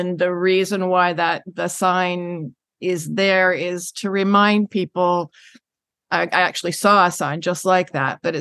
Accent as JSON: {"language": "English", "town": "Vancouver", "region": "British Columbia", "country": "Canada", "tie": "born or raised there", "also_born_or_lived": "Richmond", "said": "having family on the island, and and growing up in Vancouver and Richmond, one of the suburbs"}